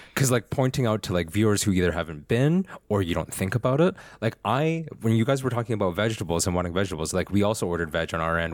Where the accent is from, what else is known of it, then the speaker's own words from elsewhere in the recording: Alberta, Canada; I'm from Alberta.